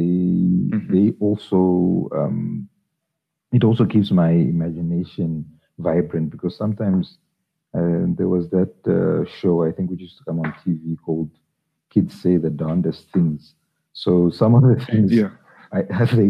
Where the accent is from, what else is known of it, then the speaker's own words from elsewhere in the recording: Zambia; moved away as an adult; now in South Africa; I was born in Zambia, I grew up in Zambia. I relocated to South Africa in 1999